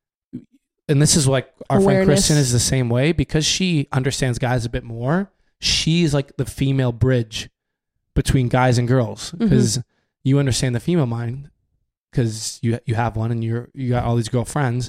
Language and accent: English; Canada; growing up in Canada